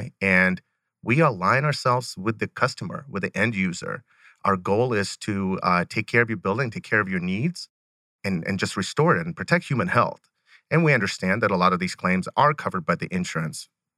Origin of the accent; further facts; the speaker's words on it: Rostov, Rostov Oblast, Russia; born there; I was originally born in Rostov, Russi